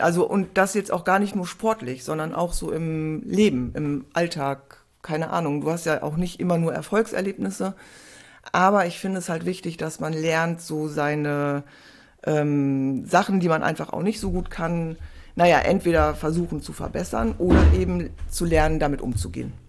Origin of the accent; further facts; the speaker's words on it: Essen, North Rhine-Westphalia, Germany; also born or lived in Freiburg / Heidelberg / Bad Oldesloe; now in Hamburg, Germany; also ganz ursprünglich aus Essen.